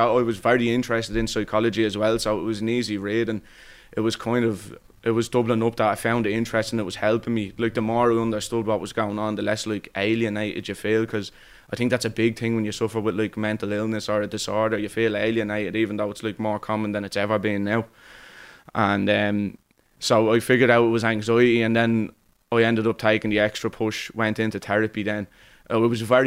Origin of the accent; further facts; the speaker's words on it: Dublin, Leinster, Ireland; I'm from Cabaret. I'm always lived there my whole life